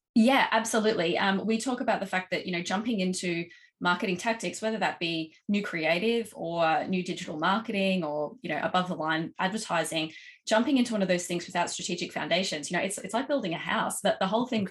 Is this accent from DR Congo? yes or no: no; Australia; accent: Australian; as you can probably tell from my accent, um, based in Australia, uh, we've got operations in uh, here in Oz